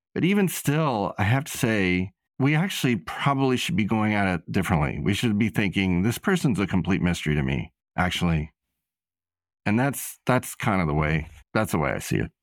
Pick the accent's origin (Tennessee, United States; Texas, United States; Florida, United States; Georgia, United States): Tennessee, United States; Nashville; moved away as an adult; also born or lived in New York City; I grew up in Nashville and I had a certain amount of teenage angst while I lived there